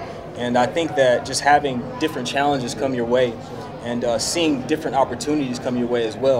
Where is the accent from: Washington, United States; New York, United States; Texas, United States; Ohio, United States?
Texas, United States; Dallas; I'm from Dallas, Texas. I grew up, you know, mom worked, you know, in the industry. My dad, you know, worked for the city.